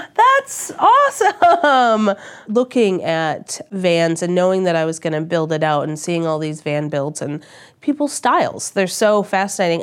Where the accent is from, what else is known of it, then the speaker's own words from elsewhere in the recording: Australia; moved away; I'm Australian